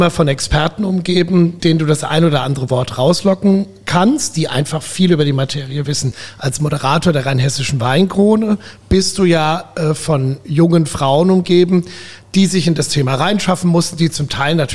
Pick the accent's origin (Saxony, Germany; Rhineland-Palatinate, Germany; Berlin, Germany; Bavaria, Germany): Rhineland-Palatinate, Germany; also born or lived in Ruhr area; Ja, also geboren bin ich im Ruhrgebiet.